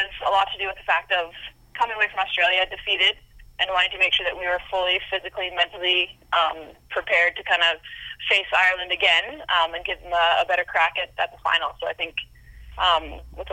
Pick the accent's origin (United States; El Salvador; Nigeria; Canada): Canada; being a Canadian